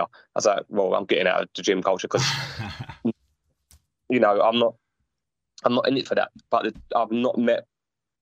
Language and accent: English; London, United Kingdom; from London